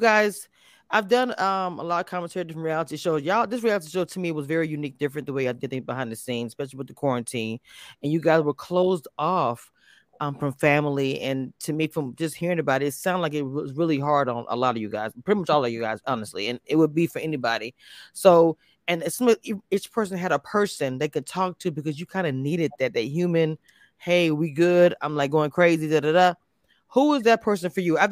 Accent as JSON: {"language": "English", "region": "Louisiana", "country": "United States", "said": "I'm from Louisiana"}